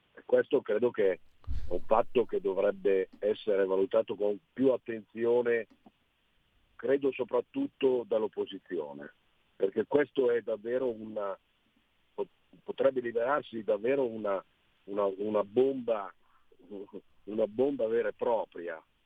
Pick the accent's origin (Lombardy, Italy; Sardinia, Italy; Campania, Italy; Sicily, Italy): Sicily, Italy; da siciliano